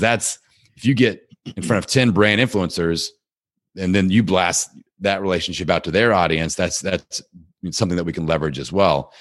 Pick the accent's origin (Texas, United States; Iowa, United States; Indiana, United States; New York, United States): Indiana, United States; Bloomington; my hometown of Bloomington, Indiana, where Indiana University is located